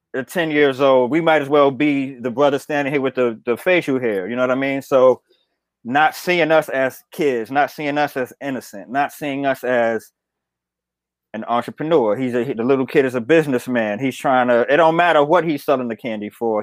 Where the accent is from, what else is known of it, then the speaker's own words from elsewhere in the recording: New York City, New York, United States; I'm from Bed Stuy